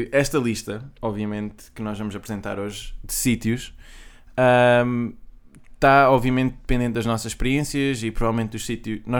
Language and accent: Portuguese; Algarve, Portugal; Como Algarvio